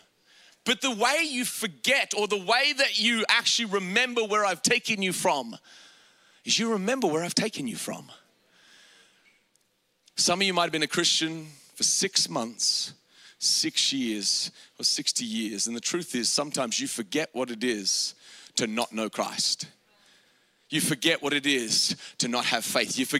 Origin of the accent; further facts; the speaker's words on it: Australia; I grew up in Australia, and in Australia, we didn't grow up with a lot of money